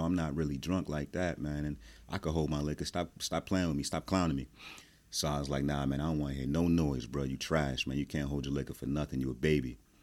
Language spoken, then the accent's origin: English; New Jersey, United States; I am from Jersey.